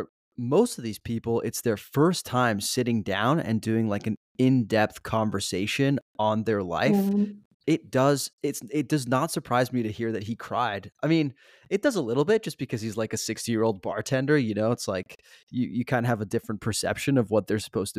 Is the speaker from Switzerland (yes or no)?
yes; Switzerland; now in Los Angeles, United States; growing up in Switzerland, our school would take us on these like school trips